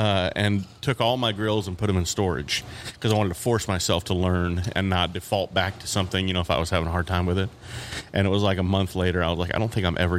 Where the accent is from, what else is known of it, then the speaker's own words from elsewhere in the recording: California, United States; also born or lived in Texas / Utah; now in Tulsa, United States; All over the place. Grew up quite a bit in California, some Texas, some Utah.